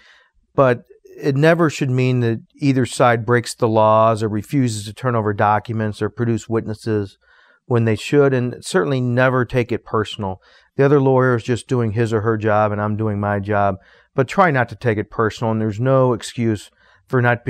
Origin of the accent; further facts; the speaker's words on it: St. Louis, Missouri, United States; I was born and raised in St. Louis